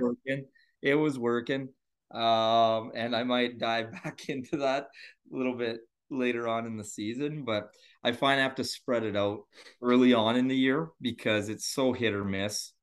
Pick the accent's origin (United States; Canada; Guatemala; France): Canada; Northern Ontario; also born or lived in Sudbury, Ontario; I am from Ontario, Canada, Northern Ontario, so north of, uh, Toronto.